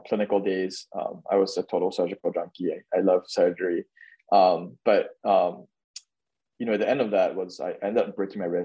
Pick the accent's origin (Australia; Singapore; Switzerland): Singapore; born or raised there; moved away